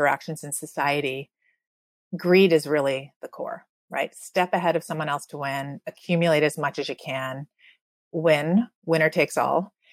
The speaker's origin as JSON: {"language": "English", "country": "Canada", "tie": "born or raised there", "said": "I grew up in Canada where you're supposed to be free."}